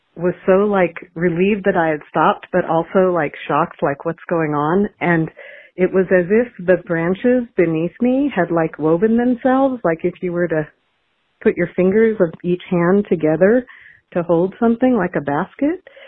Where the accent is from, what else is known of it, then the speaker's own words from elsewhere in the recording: the Ozarks, United States; When I was eight years old, growing up in the Ozarks